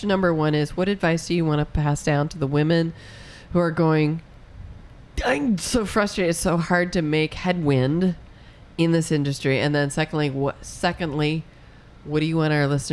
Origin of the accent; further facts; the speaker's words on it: Chicago, Illinois, United States; I grew up in the Chicago area, in the Chicago burbs